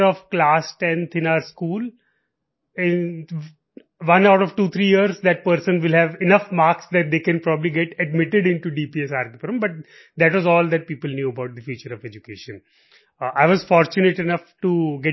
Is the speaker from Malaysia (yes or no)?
no; Malout, Punjab, India; moved away; I grew up in Malot